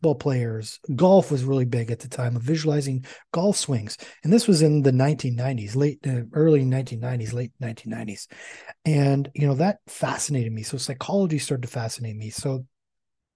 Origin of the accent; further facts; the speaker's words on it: Canada; I'm Canadian